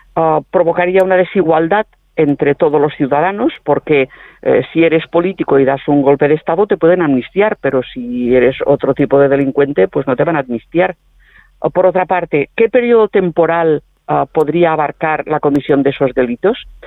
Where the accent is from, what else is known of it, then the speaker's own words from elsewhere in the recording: Catalonia, Spain; los catalanes